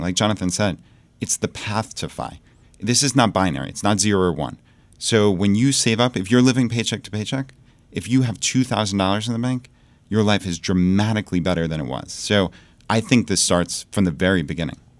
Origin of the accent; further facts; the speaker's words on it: Long Island, New York, United States; moved away as an adult; now in Richmond, Virginia, United States; So we moved from Long Island, New York, where we lived our entire lives, and we moved to Richmond, Virginia